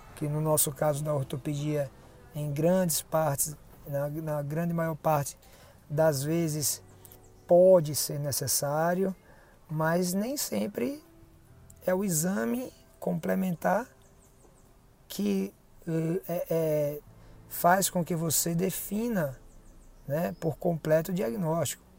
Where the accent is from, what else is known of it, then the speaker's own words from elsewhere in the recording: Aracaju, Sergipe, Brazil; also born or lived in São Paulo; foi a volta é, para minha terra, né, em Aracaju, depois da especialidade em São Paulo